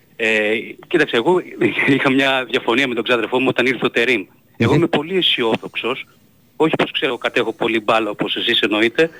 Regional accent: Greece; moved away; also born or lived in United States; σαν Έλληνας φίλαθρος

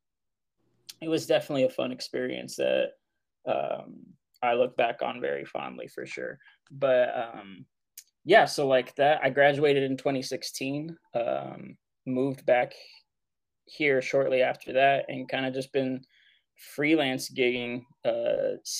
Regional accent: Southern California, United States; moved away as an adult; also born or lived in Santa Fe, New Mexico; I'm from Southern California originally.

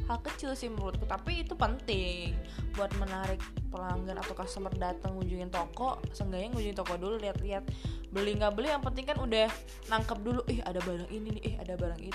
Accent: Solo, Central Java, Indonesia; Halo Ya, yeah, aku dari Solo guys, jadi aku jauh-jauh ya kan dari Solo.

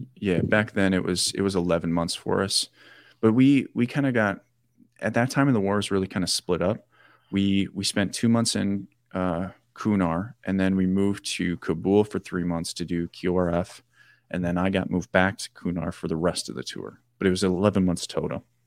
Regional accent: Janesville, Wisconsin, United States; my hometown down in Janesville

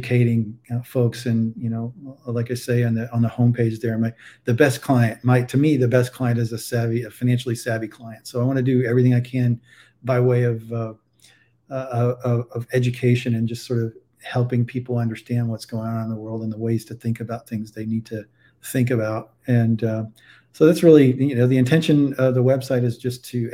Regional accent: Texas, United States; also born or lived in Boston area; now in Saratoga Springs, United States; my home state of Texas

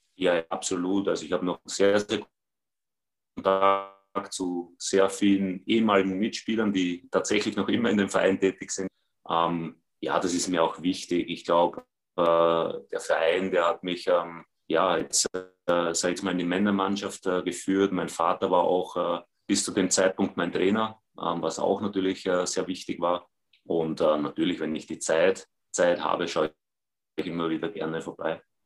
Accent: Vienna, Austria; moved away as an adult; now in Berlin, Germany; ich bin sie auch gewohnt aus Wien

